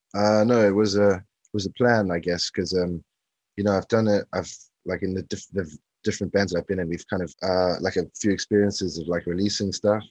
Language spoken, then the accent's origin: English; South Africa; moved away as an adult; also born or lived in London, United Kingdom; now in South London, United Kingdom; I was I was born in London originally. The first move was actually moving to South Africa, and then um, grew up in South Africa